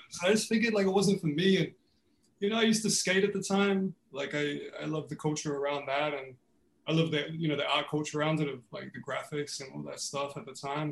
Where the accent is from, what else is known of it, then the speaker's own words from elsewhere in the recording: New Zealand; now in Melbourne, Australia; growing up in New Zealand was was exactly that. Like everybody played rugby